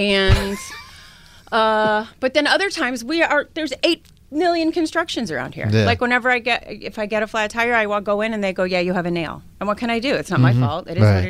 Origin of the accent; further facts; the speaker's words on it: Chicago, Illinois, United States; moved away as an adult; now in Boston, United States; I grew up in Chicago, so like I knew snow.